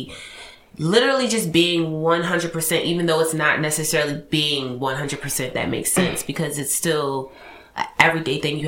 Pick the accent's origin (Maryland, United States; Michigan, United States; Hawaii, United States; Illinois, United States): Maryland, United States; Baltimore; I'm from Baltimore